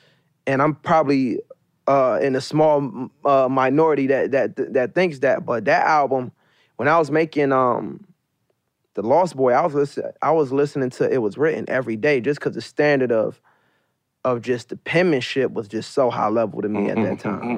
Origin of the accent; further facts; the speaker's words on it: Maryland, United States; like I said, I'm from Maryland.